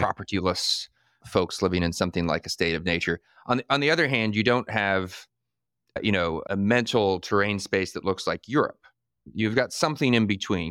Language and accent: English; Northern Virginia, United States; I grew up in Northern Virginia, and I moved back and live here now today